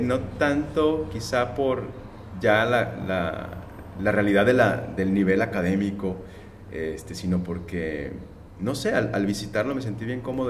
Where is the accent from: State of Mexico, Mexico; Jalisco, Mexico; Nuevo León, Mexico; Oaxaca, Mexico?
Jalisco, Mexico; Guadalajara; moved away as an adult; also born or lived in Mexico City; now in Tijuana, Mexico; estudié allá mismo, yo soy de Guadalajara